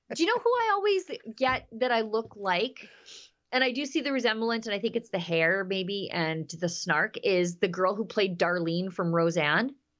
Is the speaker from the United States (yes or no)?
no; Canada; as a Canadian citizen